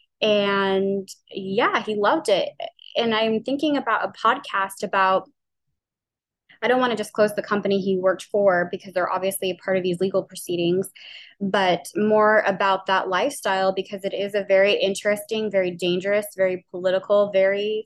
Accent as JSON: {"language": "English", "town": "New Orleans", "region": "Louisiana", "country": "United States", "said": "I'm from New Orleans. We say oil really, really weird."}